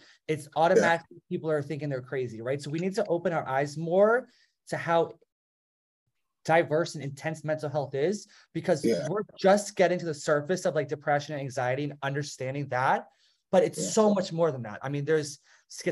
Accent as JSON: {"language": "English", "region": "New Jersey", "country": "United States", "tie": "born or raised there", "moved": "yes", "lives_now": "South Carolina, United States", "said": "I grew up in New Jersey, and it was a very, like, diverse area"}